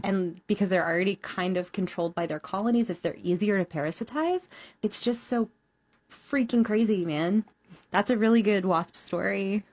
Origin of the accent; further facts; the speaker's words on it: Houston, Texas, United States; now in Chicago, United States; Houston, Texas, which is my hometown